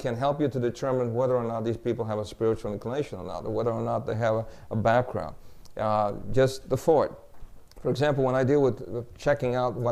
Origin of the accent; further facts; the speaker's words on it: New York, United States; moved away; also born or lived in Wilmington, Delaware; I grew up in New York